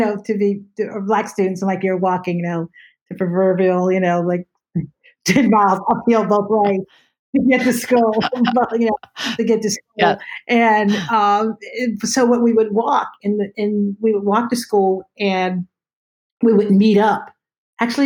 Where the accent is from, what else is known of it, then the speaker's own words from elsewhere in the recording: outside of Pittsburgh, Pennsylvania, United States; I grew up in Pennsylvania, and so outside of Pittsburgh